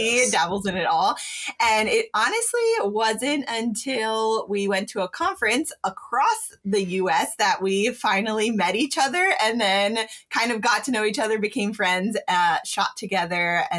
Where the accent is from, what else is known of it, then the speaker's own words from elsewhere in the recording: Pennsylvania, United States; We are both from Pennsylvania, but about 2 hours away from each other.